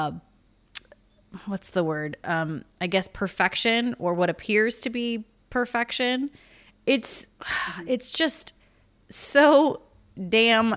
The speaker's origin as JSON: {"language": "English", "region": "South Carolina", "country": "United States", "said": "I'm from South Carolina and I'm from a large family"}